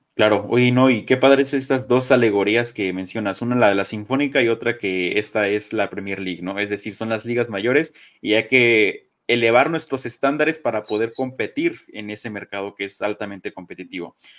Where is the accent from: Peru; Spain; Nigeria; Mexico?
Mexico; Soy mexicano, crecí con papás mexicanos